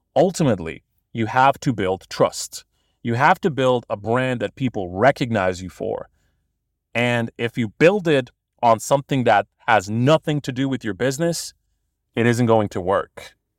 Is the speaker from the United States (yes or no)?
no; Bosnia & Herzegovina; I'm from Bosnia originally. I'm a Bosnian born and bred